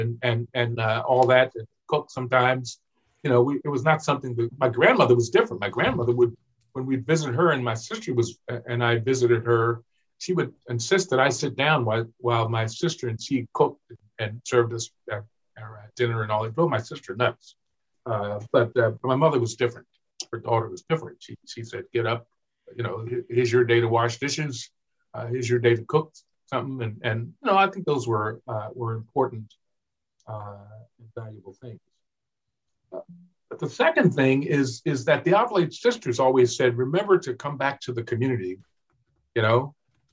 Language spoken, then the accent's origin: English; Baltimore, Maryland, United States; I grew up in Sandtown, Winchester, where Freddie Gray was killed